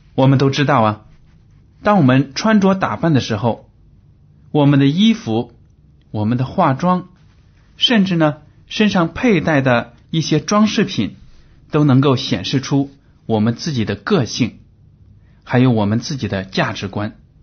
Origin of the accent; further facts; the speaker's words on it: China; 我们中国人在这个生活水平上有了很大的提高